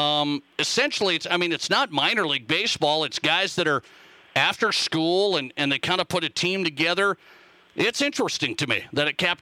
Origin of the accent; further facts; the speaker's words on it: Montana, United States; also born or lived in Billings, Montana; now in Rapid City, United States; I grew up playing baseball in Montana.